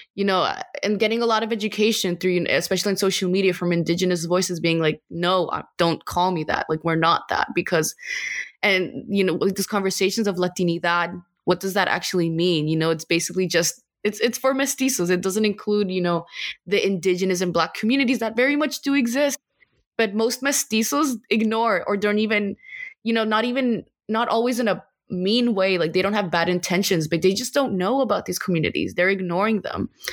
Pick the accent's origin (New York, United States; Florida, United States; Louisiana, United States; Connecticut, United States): New York, United States; New York City; moved away as an adult; now in Abu Dhabi, United Arab Emirates; So I was born and raised in New York City. I'm Guatemalan, and I'm currently based in Abu Dhabi for my studies.